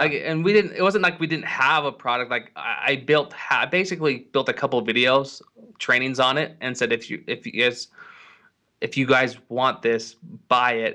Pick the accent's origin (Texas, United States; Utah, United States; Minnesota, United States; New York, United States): Utah, United States; Salt Lake City; I'm from Salt Lake City, Utah